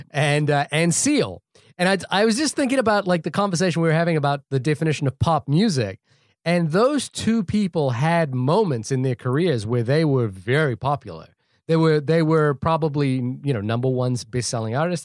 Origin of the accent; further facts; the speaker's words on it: New Zealand; living and growing up in New Zealand